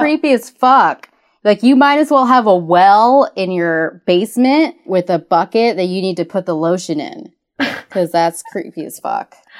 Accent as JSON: {"language": "English", "area": "Cajun", "region": "Louisiana", "country": "United States", "said": "we are Cajun"}